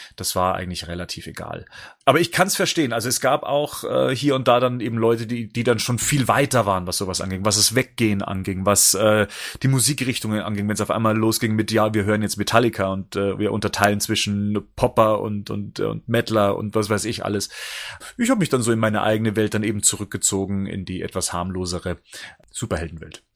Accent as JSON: {"language": "German", "area": "near Ingolstadt", "region": "Bavaria", "country": "Germany", "said": "ich komme ja aus der Nähe von Ingolstadt"}